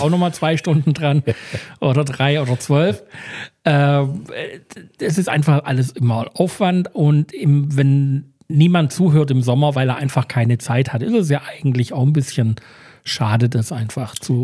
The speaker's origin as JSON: {"language": "German", "country": "Germany", "said": "wir sind Deutsche"}